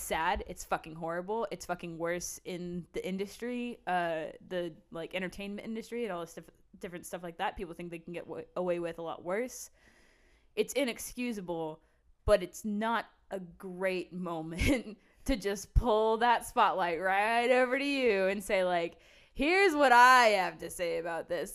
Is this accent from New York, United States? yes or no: no; Odessa, Texas, United States; moved away as an adult; now in Austin, United States; I've been raised and born in Texas uh, my mm. whole life.